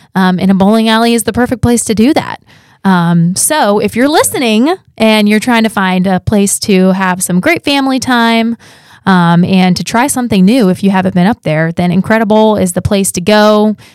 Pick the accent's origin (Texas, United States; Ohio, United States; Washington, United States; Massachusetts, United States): Ohio, United States; Columbus; moved away; I'm also from Ohio